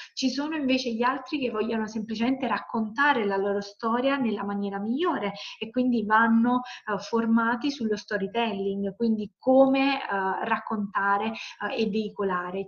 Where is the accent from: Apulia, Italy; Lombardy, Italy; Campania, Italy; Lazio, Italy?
Campania, Italy; Salerno; io parto dal sud perché sono di Salerno, come si sente, campana